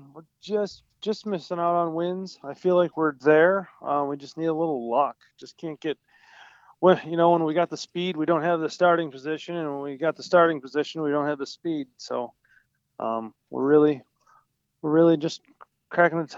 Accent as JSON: {"language": "English", "town": "Wilson", "region": "New York", "country": "United States", "said": "I'm up near Niagara Falls, New York, from Wilson"}